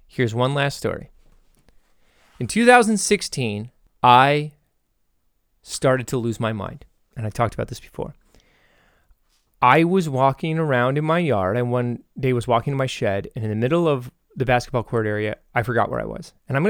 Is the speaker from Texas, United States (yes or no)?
yes; Texas, United States; yeah, I'm from Texas. What's the question?